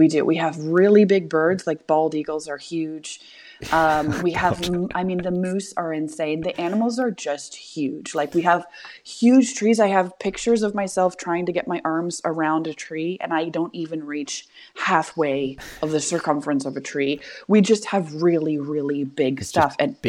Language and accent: English; Ontario, Canada; so I'm from Ontario, which is kind of the eastern side of central Canada, right?